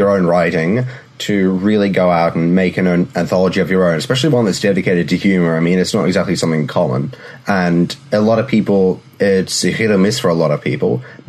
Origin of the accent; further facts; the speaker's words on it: Australia; I'm Australian